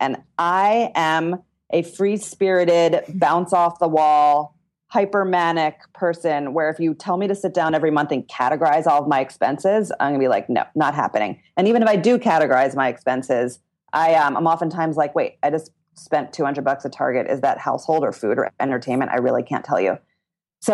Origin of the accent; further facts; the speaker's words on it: Philadelphia, Pennsylvania, United States; I was raised